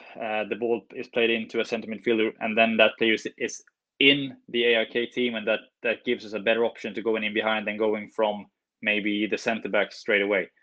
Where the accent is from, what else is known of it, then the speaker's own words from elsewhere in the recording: Norrbotten County, Sweden; also born or lived in Stockholm, Sweden; we moved north when I was eight.